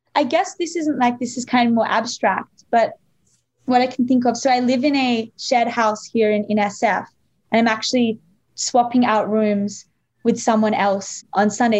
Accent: Australia; I grew up in Australia

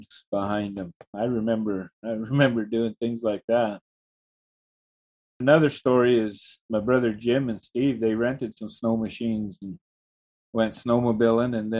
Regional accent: Fort St. John, British Columbia, Canada; also born or lived in Moses Lake, Washington / Charlie Lake; growing up in Fort St. John, I watched a lot of things change

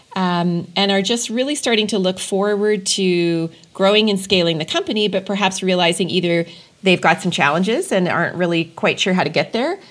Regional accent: Edmonton, Alberta, Canada; now in Calgary, Canada; it's my my adopted hometown, uh, but I'm originally from Edmonton

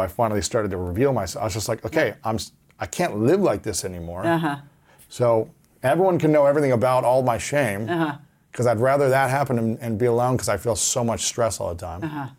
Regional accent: Ohio, United States; It wasn't acceptable, especially as an athlete growing up in Ohio.

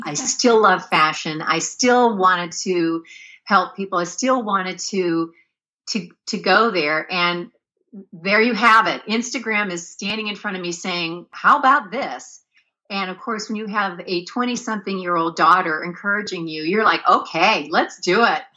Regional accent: Pennsylvania, United States; moved away as an adult; now in California, United States; I was born and raised in Pennsylvania

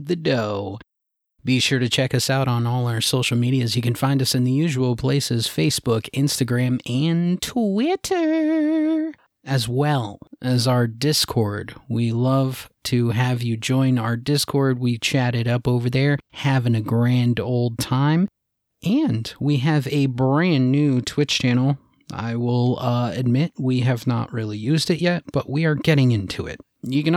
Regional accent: New England, United States; accent: New England; all three of us are from New England

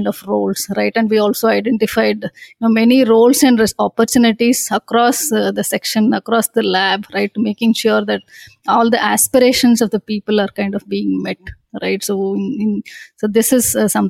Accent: Bangalore, Karnataka, India; I'm born and brought up in Bangalore, right? My entire schooling, starting from my nursery grade to my engineering, has been done in Bangalore

